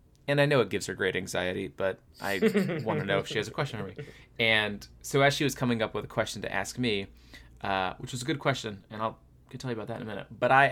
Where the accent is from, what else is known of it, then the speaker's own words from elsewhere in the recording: Florida, United States; growing up in Florida in the summer